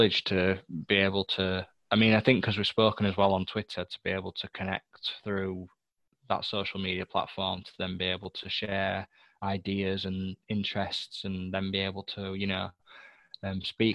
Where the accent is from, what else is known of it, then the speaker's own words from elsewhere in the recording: England, United Kingdom; British gentleman, English gentleman